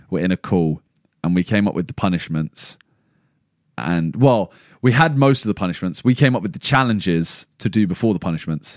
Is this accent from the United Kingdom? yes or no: yes; England, United Kingdom; we are all English